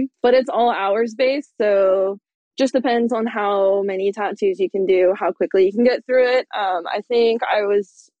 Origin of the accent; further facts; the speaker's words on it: California, United States; moved away as an adult; also born or lived in San Francisco; now in Portland, United States; I'm from California